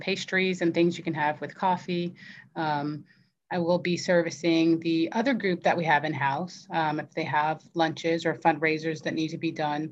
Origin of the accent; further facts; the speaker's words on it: Virginia, United States; moved away as an adult; now in Florida, United States; In Virginia. I'm from Virginia